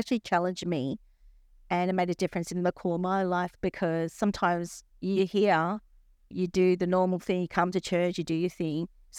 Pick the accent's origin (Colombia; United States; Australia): Australia; Like, we're from Australia, we're going to help you.